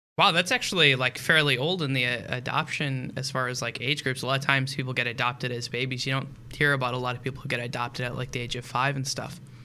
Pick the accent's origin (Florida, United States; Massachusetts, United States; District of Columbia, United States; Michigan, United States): Michigan, United States; I grew up in Michigan, uh, which is very close to the Green Bay Packers